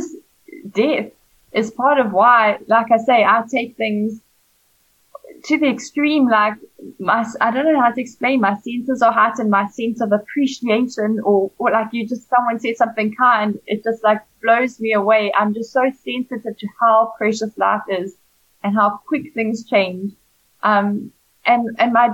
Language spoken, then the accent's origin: English; KwaZulu-Natal, South Africa; Comrades was something you watched as kids growing up in South Africa. And I was fortunate I live in KZN where the Comrades Marathon